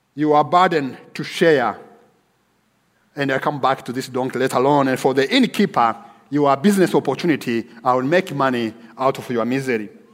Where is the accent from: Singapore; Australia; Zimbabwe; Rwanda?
Rwanda; moved away as an adult; also born or lived in Nairobi, Kenya / Dallas, United States; my home country of Rwanda